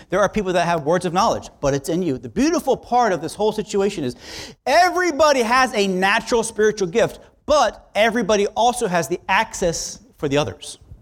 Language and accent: English; South Florida, United States; I'm from South Florida